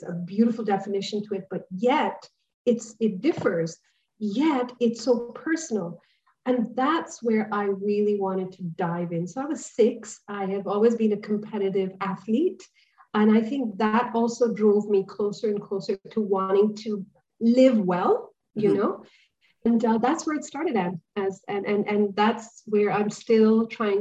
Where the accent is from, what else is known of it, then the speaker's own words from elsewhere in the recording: India; now in Dubai, United Arab Emirates; Coming from the cultural background that I come from, I'm an Indian